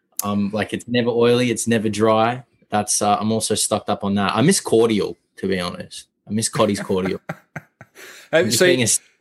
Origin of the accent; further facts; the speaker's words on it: Melbourne, Victoria, Australia; moved away as an adult; also born or lived in Los Angeles; now in New York, United States; I grew up in Melbourne. And then I moved to L.A. originally. And then I came here very recently